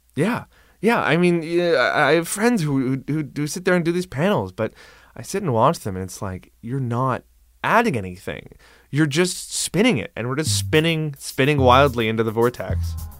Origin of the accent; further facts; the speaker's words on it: Cape Breton, Nova Scotia, Canada; my hometown of Cape Breton